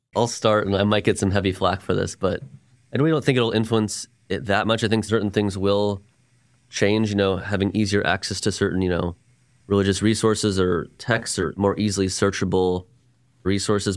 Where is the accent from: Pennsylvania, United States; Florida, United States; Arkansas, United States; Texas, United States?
Texas, United States; Dallas; I'm a Jew from Dallas, born and raised here